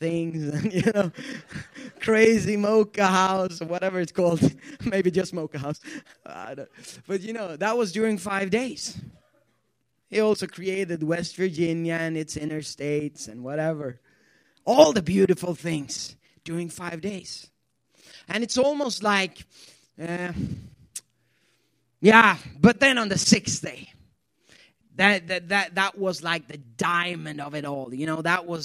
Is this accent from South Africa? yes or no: no; Sweden; English is a second language; moved away as an adult; also born or lived in Ethiopia / Youngstown, Ohio; now in Pittsburgh, United States; I'm born and raised in Sweden